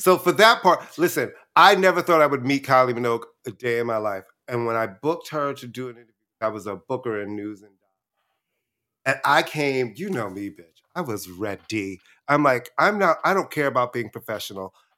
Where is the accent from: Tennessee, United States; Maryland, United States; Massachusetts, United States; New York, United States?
New York, United States; New York City; also born or lived in Brooklyn; I was born in Brooklyn, then we moved to Queens right before I was in the first